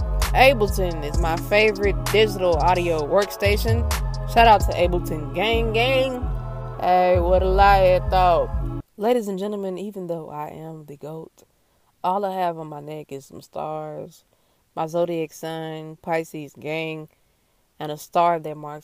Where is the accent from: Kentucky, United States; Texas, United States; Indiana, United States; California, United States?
Texas, United States; I'm from Texas